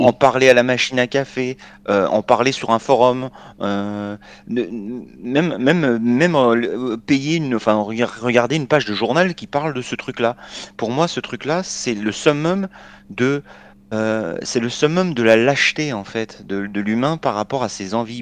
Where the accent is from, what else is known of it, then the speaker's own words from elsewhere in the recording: France; Moi, je suis un Français